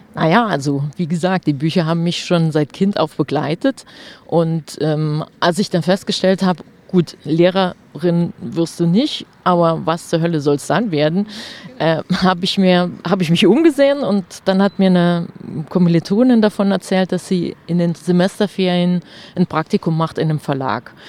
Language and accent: German; near Trier, Rhineland-Palatinate, Germany; moved away as an adult; also born or lived in Saarbrücken / Stuttgart / Freiburg; nach Trier gezogen. Also ganz in die Nähe meiner Heimat